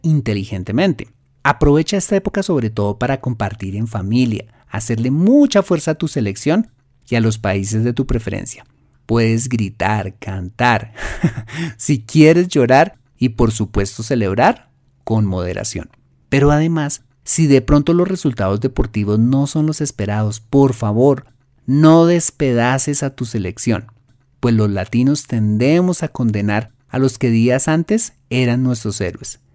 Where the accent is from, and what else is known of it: Colombia